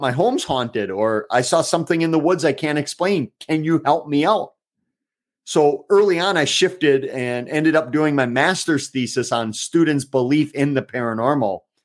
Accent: Eau Claire, Wisconsin, United States; my hometown of Eau Claire

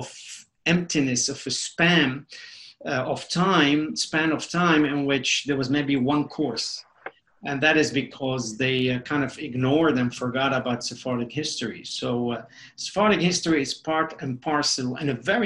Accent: Mexico City, Mexico; English is a second language; moved away as an adult; also born or lived in Beirut, Lebanon; now in United States; being born in Lebanon, in Beirut, Lebanon, and then growing up in Mexico City

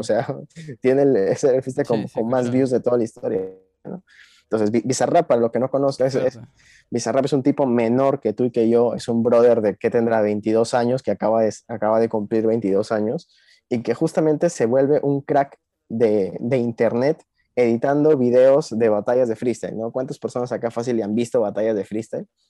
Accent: Peru; vengo de Perú

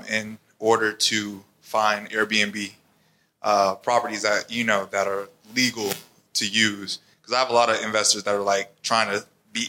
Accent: Atlanta, Georgia, United States; moved away; I'm actually from Atlanta, Metro Atlanta

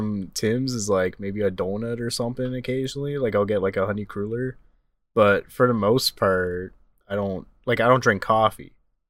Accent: Canada; See, that's how Canadian I am.

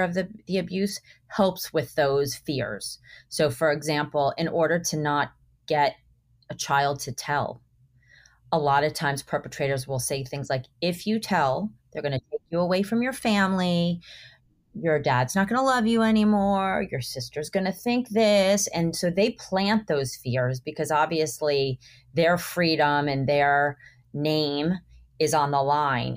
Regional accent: Miami, Florida, United States; I grew up in Miami

